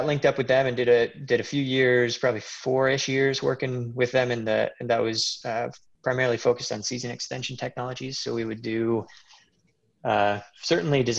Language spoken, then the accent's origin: English; Decorah, Iowa, United States; moved away as an adult; now in Virginia, United States; I grew up in Decorah, which is where Seed Savers is